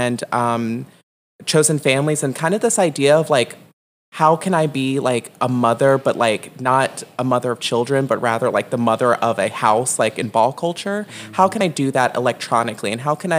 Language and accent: English; Richmond, Virginia, United States; I am from Richmond, Virginia. Originally, I grew up in the South Side, extremely impoverished